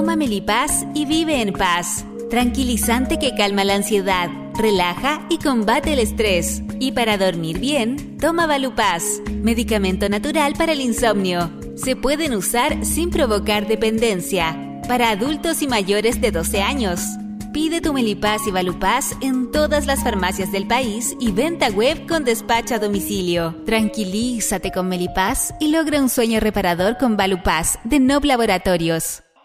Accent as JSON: {"language": "Spanish", "country": "Chile", "tie": "born or raised there", "said": "Nosotros nacimos y nos criamos acá"}